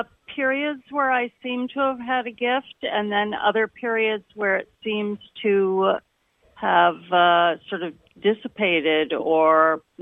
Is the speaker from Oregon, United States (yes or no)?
no; New York City, New York, United States; I'm a real New Yorker who doesn't drive